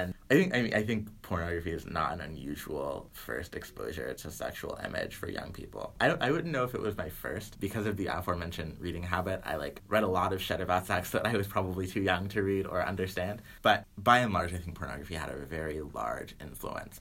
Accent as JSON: {"language": "English", "region": "the South", "country": "United States", "said": "I'm from the South"}